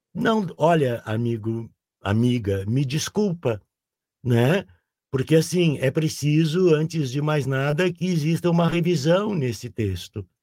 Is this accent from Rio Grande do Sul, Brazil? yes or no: yes; Porto Alegre, Rio Grande do Sul, Brazil; born or raised there